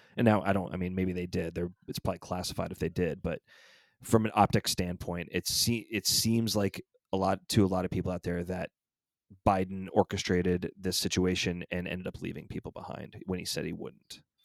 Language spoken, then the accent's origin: English; Georgia, United States; my home state of Georgia